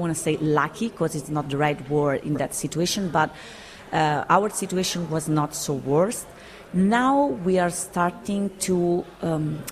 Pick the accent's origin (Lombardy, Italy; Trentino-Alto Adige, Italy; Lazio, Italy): Lazio, Italy; Rome; I was born and raised in Rome, but I also had the opportunity to travel the world during my life